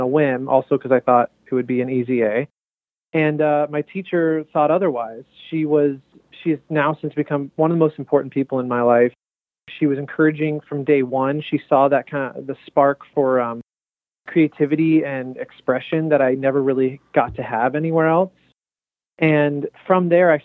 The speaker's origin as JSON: {"language": "English", "town": "Los Angeles", "region": "California", "country": "United States", "moved": "as an adult", "said": "I'm from Los Angeles, and I went to the East Coast for college to study theater"}